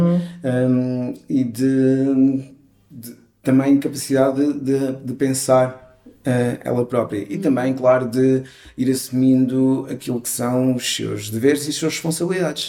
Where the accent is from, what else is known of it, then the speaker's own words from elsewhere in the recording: Vialonga, Lisbon, Portugal; vivendo num, num bairro onde eu cresci, que foi Vialonga